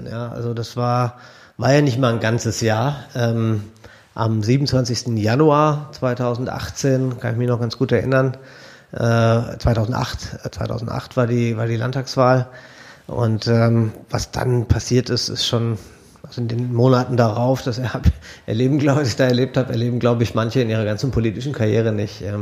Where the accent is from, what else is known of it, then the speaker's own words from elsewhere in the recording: Bielefeld, North Rhine-Westphalia, Germany; moved away as an adult; komme ursprünglich aus Bielefeld, aus Ostwestfalen, bin in Bielefeld. Das gibt's wirklich. Ähm, bin da geboren und aufgewachsen, habe da Abi gemacht und bin dann äh, nach Idstein gezogen